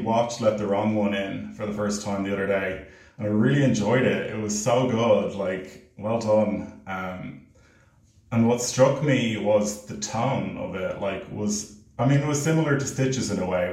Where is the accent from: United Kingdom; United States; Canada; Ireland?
Ireland; I'm an Irish filmmaker and actor